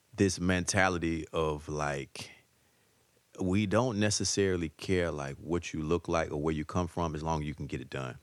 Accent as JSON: {"language": "English", "town": "Atlanta", "region": "Georgia", "country": "United States", "tie": "born or raised there", "moved": "as an adult", "lives_now": "New York City, United States", "said": "I'm an Atlanta dude, man. So, like, you know, and, and I guess just my, the core of my values and, you know, like, I guess my accent"}